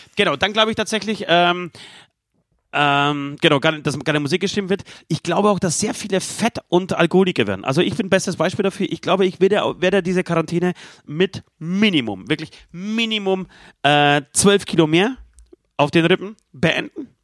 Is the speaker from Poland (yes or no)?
yes; Poland; moved away; mein Heimatland Polen